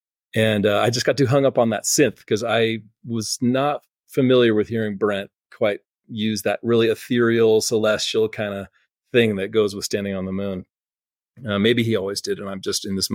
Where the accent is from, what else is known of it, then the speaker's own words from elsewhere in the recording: Palo Alto, California, United States; growing up in Palo Alto, we were close to Shoreline Amphitheater